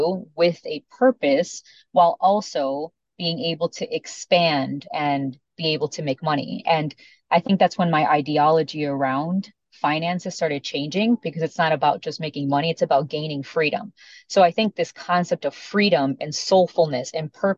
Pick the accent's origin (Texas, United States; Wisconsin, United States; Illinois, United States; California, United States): Illinois, United States; Chicago; first language Spanish; English is a second language; I remember being born and raised in Chicago, but still never knowing English because I grew up in a Hispanic household